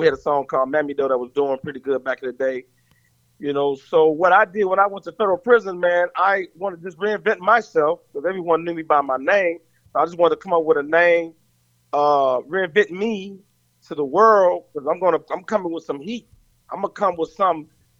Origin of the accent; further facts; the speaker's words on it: Gary, Indiana, United States; I grew up around music. You know, I grew up in a family. You know, of course, you know, … family from Gary, Indiana, and my family is big like the ….